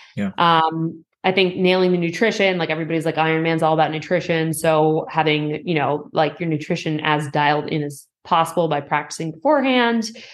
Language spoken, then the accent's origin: English; Boston, Massachusetts, United States; also born or lived in Bay Area; now in Los Angeles, United States; I grew up in Boston